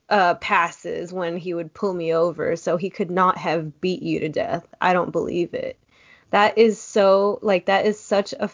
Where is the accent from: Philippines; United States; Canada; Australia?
Philippines; moved away; Like I'm Filipina, I'm an immigrant, whatever.